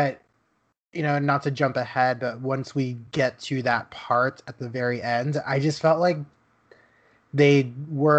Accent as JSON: {"language": "English", "town": "Dallas", "region": "Texas", "country": "United States", "tie": "born or raised there", "moved": "yes", "said": "Dallas is my hometown."}